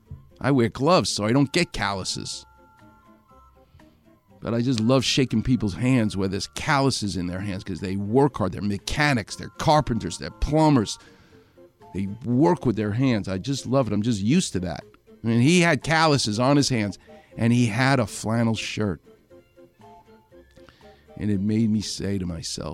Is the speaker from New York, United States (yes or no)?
yes; New York, United States; moved away; I'm from New York